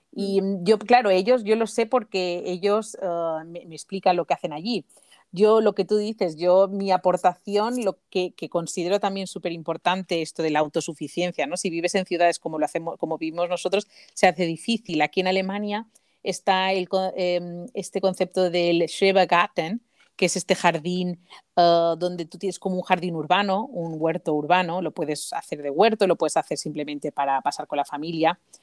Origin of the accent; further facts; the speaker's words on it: Mallorca, Balearic Islands, Spain; moved away; se me ve enseguida que soy que soy de Mallorca